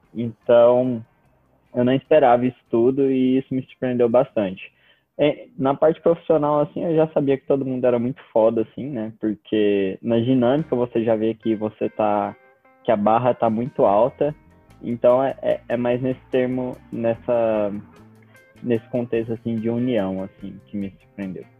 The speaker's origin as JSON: {"language": "Portuguese", "region": "Goiás", "country": "Brazil", "said": "representando mais especificamente o meu Goiás"}